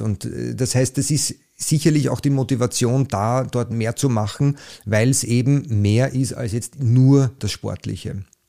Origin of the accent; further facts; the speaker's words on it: Liesing, Vienna, Austria; ich bin jetzt aus Leasing